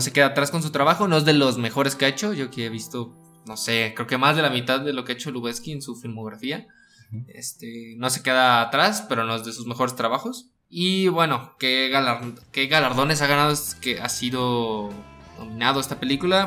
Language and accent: Spanish; Guadalajara, Jalisco, Mexico; somos de Guadalajara y no somos chilangos del, DF.